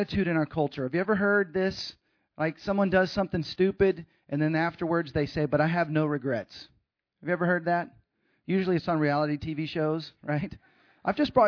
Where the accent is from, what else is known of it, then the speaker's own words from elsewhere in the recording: Texas, United States; moved away as an adult; also born or lived in Sacramento, California / Seattle, Washington / Los Angeles, California; kindergarten through college, I was in Texas